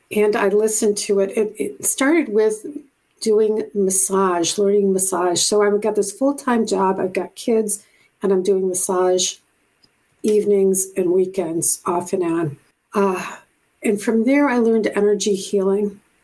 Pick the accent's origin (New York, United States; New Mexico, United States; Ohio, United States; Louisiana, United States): New York, United States; Buffalo; moved away as an adult; also born or lived in Japan / Hawaii / Puerto Rico / California; I'm from Buffalo, New York originally